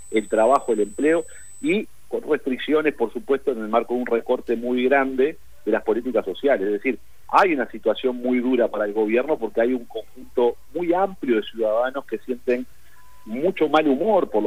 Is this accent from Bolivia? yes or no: no; Uruguay; Ustedes saben muy bien, nosotros somos un país pequeño, 3 millones de uruguayos, somos un barrio de San Pablo, un barrio de Buenos Aires